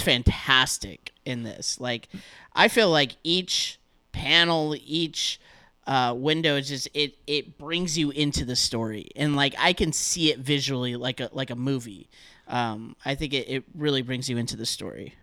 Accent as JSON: {"language": "English", "region": "Southern California", "country": "United States", "said": "I'm from Southern California, so I'm, like, right outside of L A."}